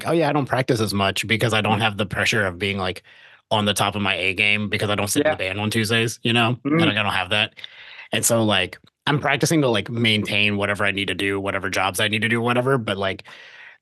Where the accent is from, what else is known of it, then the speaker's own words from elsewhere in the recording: Virginia, United States; I grew up in Virginia.